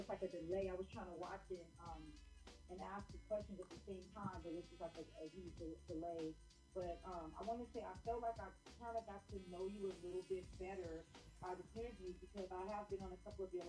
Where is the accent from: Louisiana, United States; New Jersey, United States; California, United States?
California, United States; Loving the New York vibe. I'm from Cali.